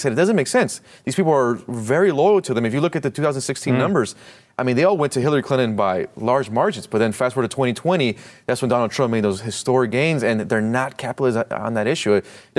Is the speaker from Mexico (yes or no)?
yes; Mexico; born there; I speak Spanish. I was born in Mexico, but I care about the same policies and I'll be there.